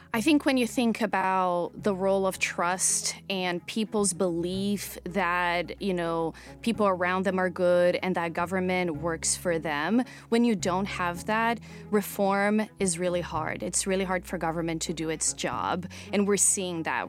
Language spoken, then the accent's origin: English; São Paulo, Brazil; moved away; growing up in Brazil in the nineties